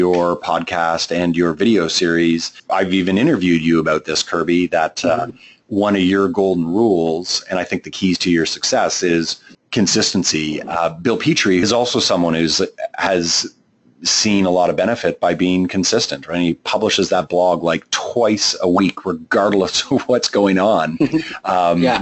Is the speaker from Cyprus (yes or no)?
no; Canada; accent: Canadian; my Canadian accent